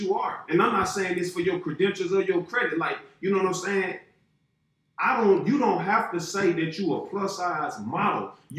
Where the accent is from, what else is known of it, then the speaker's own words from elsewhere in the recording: Alabama, United States; now in California, United States; I'm from Alabama, bro, I'm from Alabama